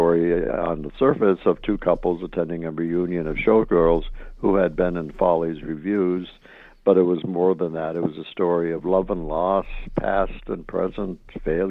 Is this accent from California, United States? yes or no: no; Hubbell, Michigan, United States; moved away as an adult; also born or lived in Milwaukee; I grew up in Upper Michigan in a little town called Hubble